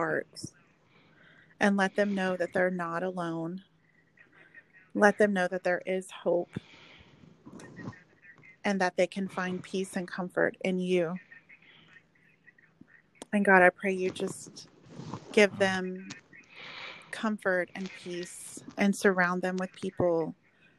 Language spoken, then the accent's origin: English; Oklahoma, United States; moved away as an adult; now in Texas, United States